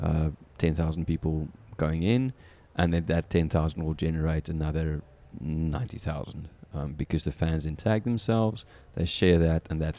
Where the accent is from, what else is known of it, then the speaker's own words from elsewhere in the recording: South Africa; accent: South African; moved away as an adult; now in St. Louis, United States; growing up in South Africa